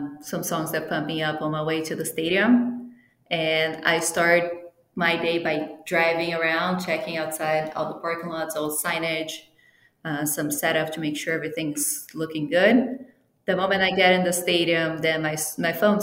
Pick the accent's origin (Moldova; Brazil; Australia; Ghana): Brazil; first language Portuguese; English is a second language; moved away as an adult; also born or lived in Italy (ancestry); now in United States; I am actually from Brazil, and I moved here for my master's degree